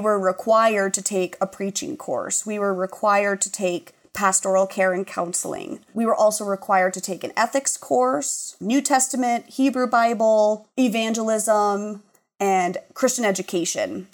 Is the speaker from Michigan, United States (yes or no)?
no; Laurel, Montana, United States; moved away as an adult; also born or lived in Chicago; I grew up in Laurel, Laurel Locomotive